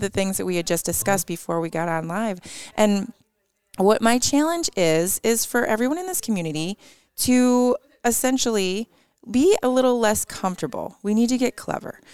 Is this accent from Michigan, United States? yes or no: yes; Detroit, Michigan, United States; moved away as an adult; now in Mount Pleasant, United States; I grew up in Metro Detroit, and I do absolutely love where I grew up